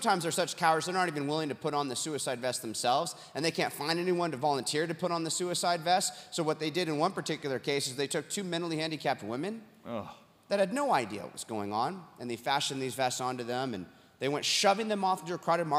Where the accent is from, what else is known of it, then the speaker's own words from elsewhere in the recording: Huntington Beach, California, United States; my hometown, Huntington Beach, California